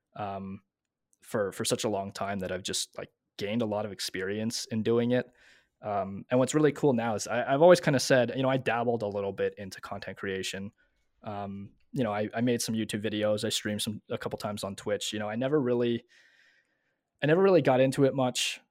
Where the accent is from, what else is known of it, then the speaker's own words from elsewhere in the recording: Montreal, Quebec, Canada; moved away as an adult; also born or lived in Ontario; I'm originally from Montreal, but I moved out into Ontario.